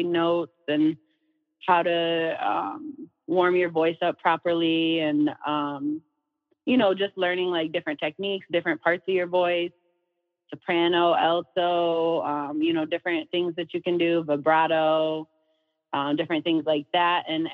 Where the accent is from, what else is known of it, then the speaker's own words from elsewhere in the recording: Saginaw, Michigan, United States; I'm from Saginaw, Michigan